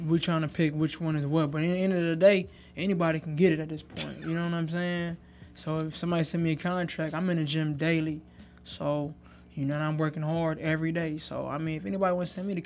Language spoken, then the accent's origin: English; Newport News, Virginia, United States; I'm from Newport News, Virginia